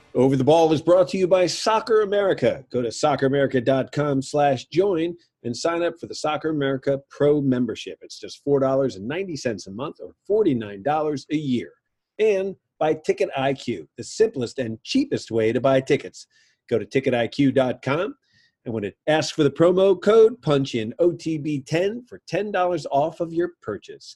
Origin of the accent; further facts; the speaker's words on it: United States; we're Americans